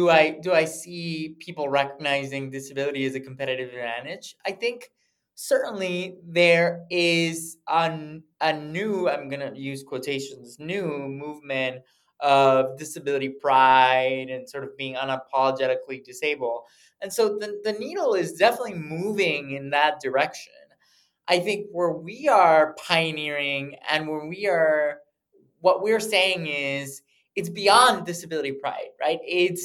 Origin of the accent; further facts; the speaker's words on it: United States; born there; So I was born in the States actually by accident. My parents were shopping. They're both from Mexico, and they were shopping for baby stuff.